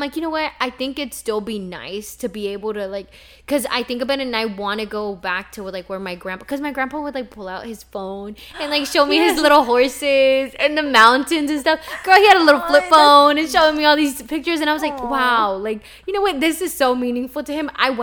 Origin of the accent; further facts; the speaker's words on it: Texas, United States; also born or lived in Mexico; my brother was born in a hospital in the hometown that I grew up in Texas